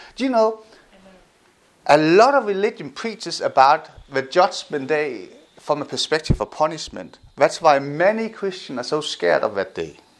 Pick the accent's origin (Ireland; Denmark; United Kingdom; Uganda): Denmark; I grew up in Denmark